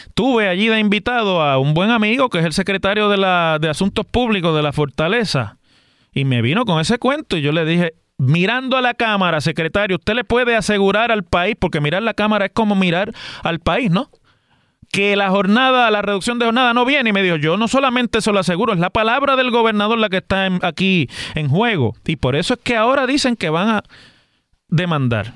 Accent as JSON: {"language": "Spanish", "country": "Puerto Rico", "said": "todos los que estamos aquí en Puerto Rico"}